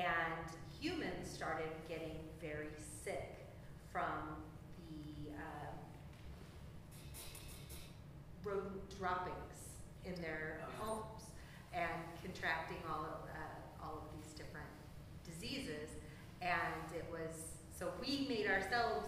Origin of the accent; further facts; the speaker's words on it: Colorado, United States; Where I grew up in Colorado